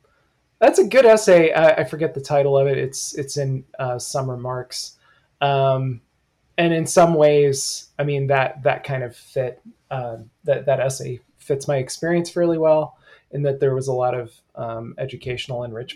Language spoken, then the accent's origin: English; Alma, Michigan, United States; also born or lived in the South; now in Ann Arbor, United States; I grew up in Elma, Michigan. So, you know, college town.